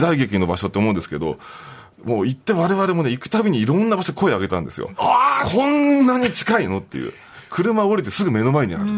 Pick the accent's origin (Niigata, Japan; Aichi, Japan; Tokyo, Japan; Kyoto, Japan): Tokyo, Japan; 1977年生まれ、東京都出身です。